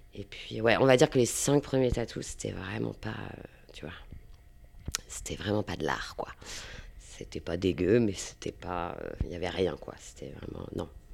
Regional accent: Saint-Malo, Brittany, France; moved away as an adult; also born or lived in Rennes; now in Nantes, France; je viens de Saint-Malo

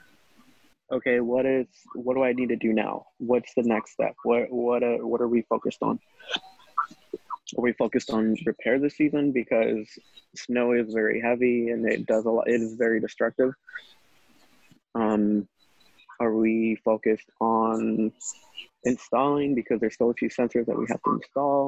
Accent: Sacramento, California, United States; I grew up in Sacramento

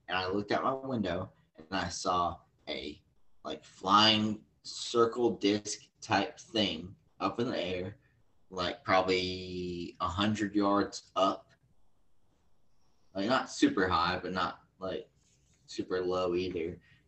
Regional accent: Ireland; I'm Irish, actually.

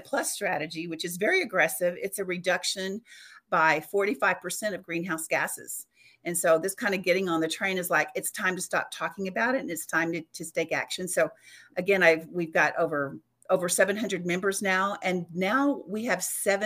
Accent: West Texas, United States; I'm from West Texas

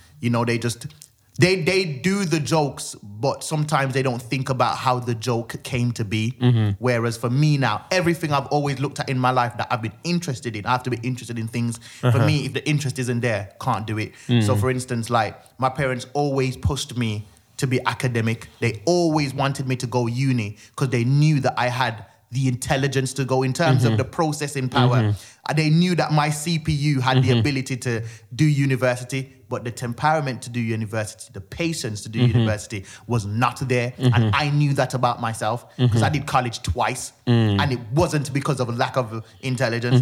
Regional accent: Jamaica; I was born in Jamaica, so like everyone was the entertainment

